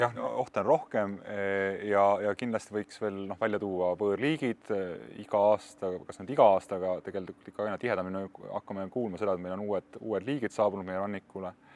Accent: Tallinn, Harju County, Estonia; mina olen üles kasvanud Läänemere ääres, küll linnas Kadriorus

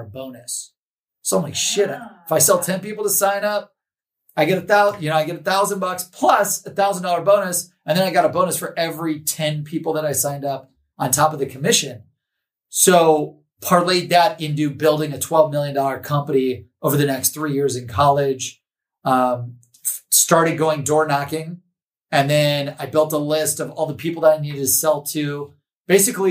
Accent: Cleveland, Ohio, United States; I'm from Cleveland, Ohio

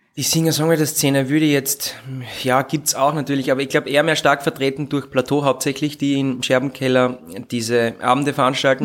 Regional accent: Leibnitz, Styria, Austria; first language German; ich bin gebürtiger Südsteirer und bin Leibniz zur Schule gegangen

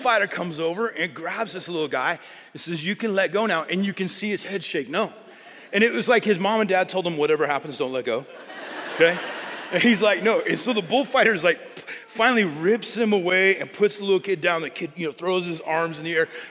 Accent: Colorado, United States; I grew up in Colorado

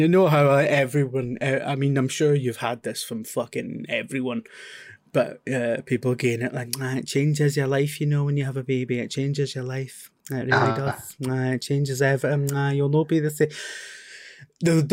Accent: West Lothian, Scotland, United Kingdom; we grew up in West Lothian

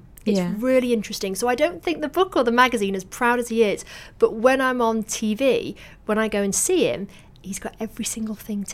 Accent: Manchester, North West England, United Kingdom; But I didn't know, because I grew up in Manchester.

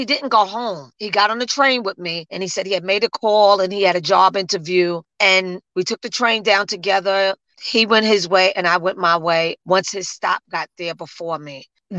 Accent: New Jersey, United States; So the hospital is flooded with people because I come from New Jersey there.

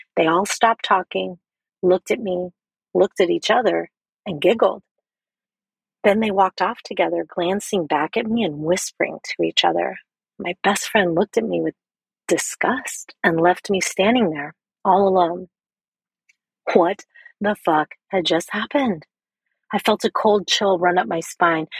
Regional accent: Philippines; as a Filipina woman raised as a strict Catholic in a poor and violent neighborhood

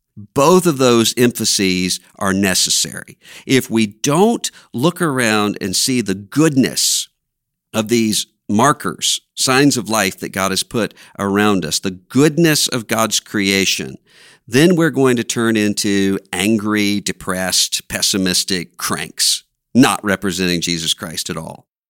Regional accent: Biloxi, Mississippi, United States; moved away; I went back to my hometown for the first time since the hurricane had come ashore in Biloxi, Mississippi

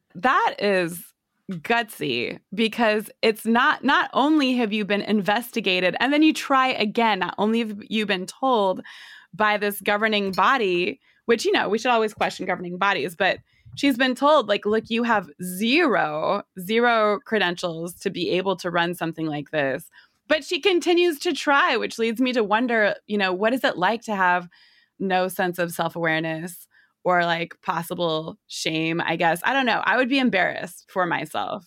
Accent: Northwest US, Pacific Northwest, United States; I'm from the Northwest US. Amazon is headquartered here

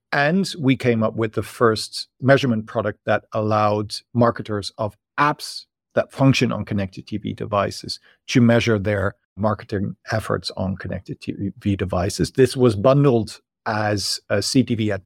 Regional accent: Netherlands; moved away as an adult; now in Berlin, Germany; I moved here from the Netherlands, where I'm originally from, as a student

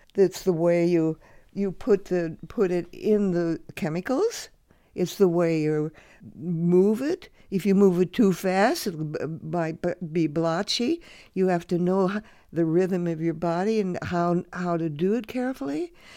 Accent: Los Angeles, California, United States; now in Vermont, United States; I grew up in the Depression in Hollywood, California.

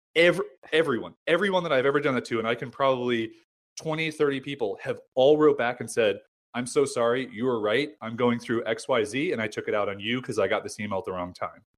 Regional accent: United States; also born or lived in San Diego; I'm American

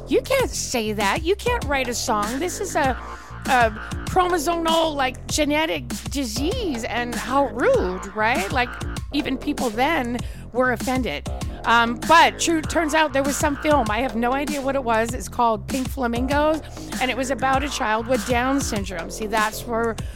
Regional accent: Canada; now in United States; because I'm from Canada

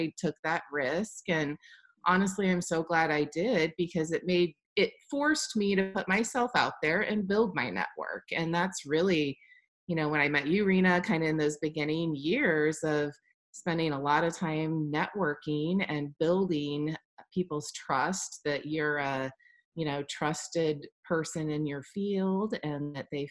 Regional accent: Midwest, United States; also born or lived in Washington, D.C.; now in Kansas City, United States; I did go to college and was raised in the Midwest

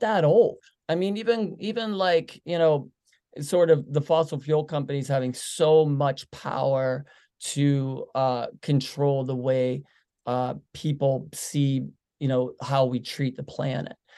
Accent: Pittsburgh, Pennsylvania, United States; we're from Pittsburgh

